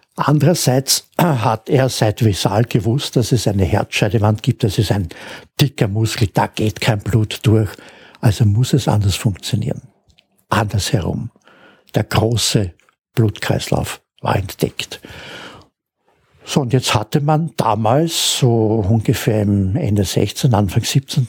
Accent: Austria; als Österreicher

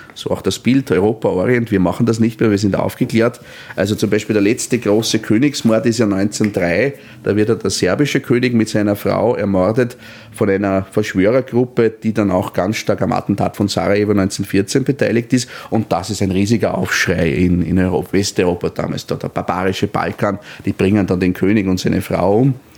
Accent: Austria; als Österreicher

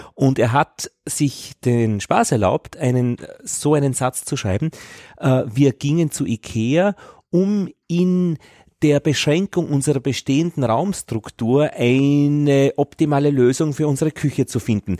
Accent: Upper Austria, Austria; als Oberösterreicher

